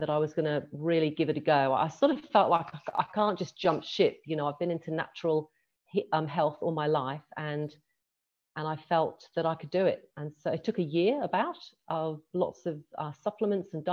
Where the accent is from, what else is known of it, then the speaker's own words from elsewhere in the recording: England, United Kingdom; now in Australia; I live in Australia. I was born in England. I born and grew up in England.